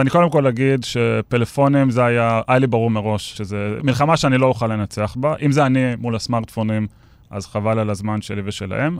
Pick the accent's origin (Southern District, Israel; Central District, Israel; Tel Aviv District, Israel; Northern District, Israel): Tel Aviv District, Israel; Ramat Gan; אני גדלתי בספרייה העירונית ברמת גן, ביליתי שם את מיטב שנותיי כילד וגם כנער